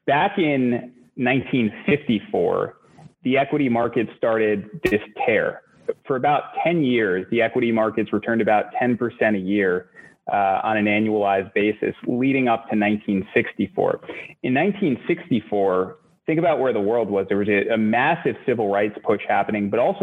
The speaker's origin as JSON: {"language": "English", "town": "New York City", "region": "New York", "country": "United States", "tie": "born or raised there", "also_born_or_lived": "Boston", "said": "I'm from Queens originally, and I grew up in a small little apartment in Queens in a really working class neighborhood"}